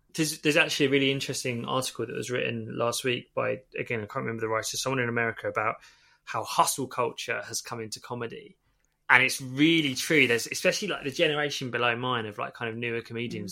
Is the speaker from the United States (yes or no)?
no; Stevenage, East of England, United Kingdom; also born or lived in Holloway, London; now in London, United Kingdom; I still lived where I grew up in Stevenage